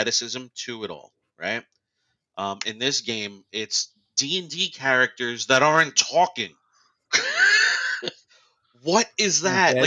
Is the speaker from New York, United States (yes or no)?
yes; New York, United States; growing up in New York